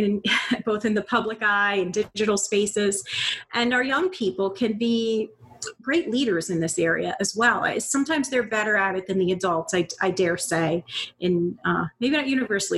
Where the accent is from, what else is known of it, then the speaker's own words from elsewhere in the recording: Bonita Springs, Florida, United States; moved away as an adult; also born or lived in Panama City, Florida / Tampa, Florida; now in Northern Virginia, United States; I grew up in Bonita Springs, Florida. That's in between Naples and Fort Myers. So Southwest Florida.